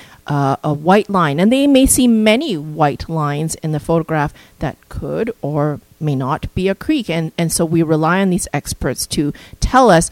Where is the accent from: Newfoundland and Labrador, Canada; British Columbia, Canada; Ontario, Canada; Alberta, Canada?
British Columbia, Canada; Kelowna; My hometown is Kelowna